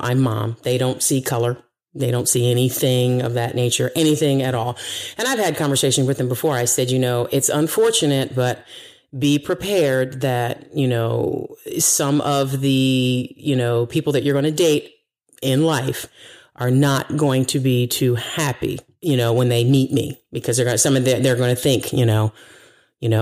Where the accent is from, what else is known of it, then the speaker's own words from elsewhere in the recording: United States; I'm from here, America